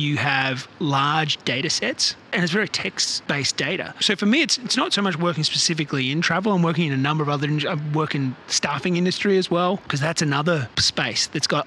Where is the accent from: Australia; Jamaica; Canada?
Australia; now in Bay Area, United States; I live in the Bay Area, California, so immersed in tech, and I'm originally from Australia. You can probably hear from my accent